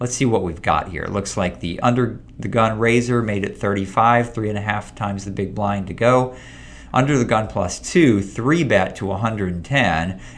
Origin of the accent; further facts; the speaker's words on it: Florida, United States; It wasn't the best time to be in Florida here. We lost power for about a week, at least in my hometown